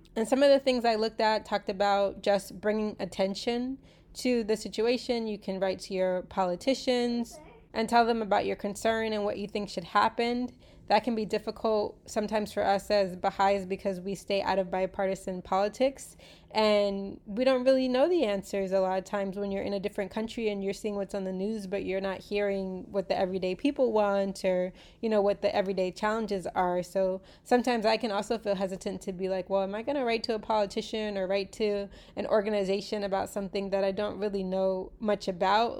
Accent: United States; I was born in the United States

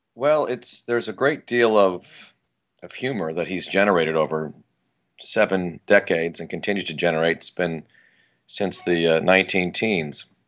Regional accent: Sierra Madre, California, United States; I grew up in Los, in Los Angeles County, in the Pasadena area, and like I mentioned, Sierra Madre

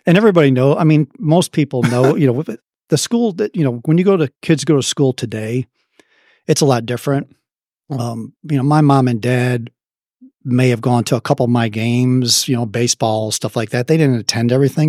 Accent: Chicago, Illinois, United States; accent: Midwestern; moved away as an adult; now in Dallas, United States; South Side of Chicago

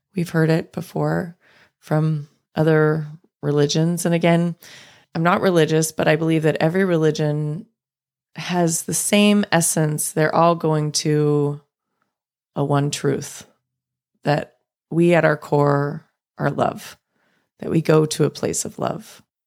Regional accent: Los Angeles, California, United States; watching the Lakers with my dad growing up in Los Angeles

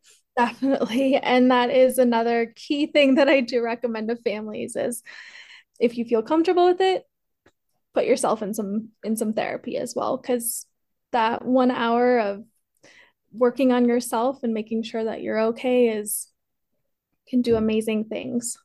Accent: Colorado, United States; also born or lived in Peru; I was adopted from Peru, uh, raised here in Colorado

